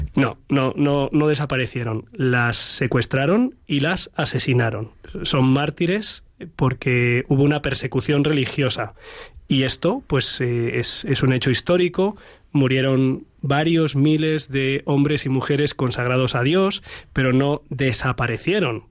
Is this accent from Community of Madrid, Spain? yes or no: yes; Madrid, Community of Madrid, Spain; also born or lived in Cerro de los Ángeles, Getafe; soy madrileño